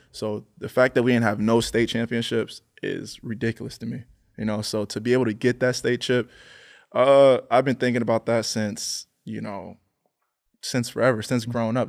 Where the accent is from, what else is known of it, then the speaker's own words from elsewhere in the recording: Pennsylvania, United States; I'm from Pennsylvania